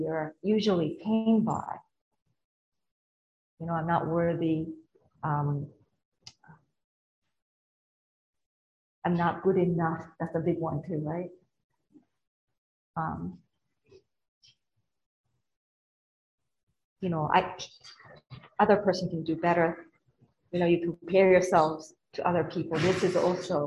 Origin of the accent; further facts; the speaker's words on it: Japan; moved away; I come from Japan